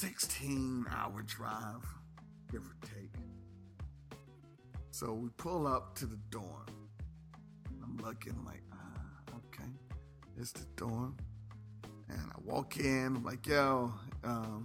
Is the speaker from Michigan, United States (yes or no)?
no; Dayton, Ohio, United States; moved away as an adult; also born or lived in Grambling, Louisiana; I grew up in Ohio.